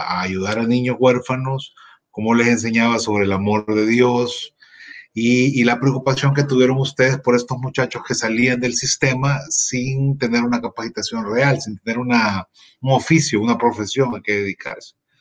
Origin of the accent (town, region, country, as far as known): El Salvador